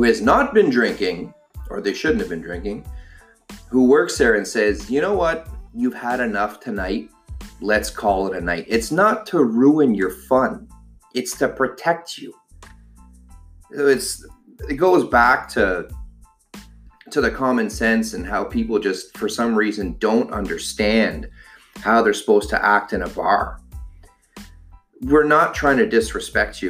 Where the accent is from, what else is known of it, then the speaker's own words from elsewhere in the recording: Ottawa, Ontario, Canada; now in Toronto, Canada; I'm from Ottawa